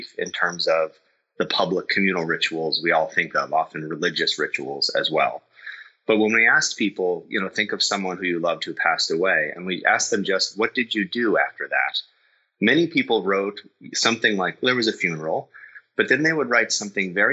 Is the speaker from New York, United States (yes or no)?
no; Boston, Massachusetts, United States; I'm from Boston